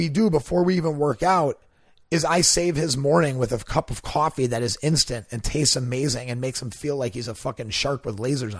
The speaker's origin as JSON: {"language": "English", "town": "Milwaukee", "region": "Wisconsin", "country": "United States", "tie": "born or raised there", "also_born_or_lived": "Los Angeles / Austin", "moved": "as an adult", "said": "I grew up in Milwaukee, Wisconsin"}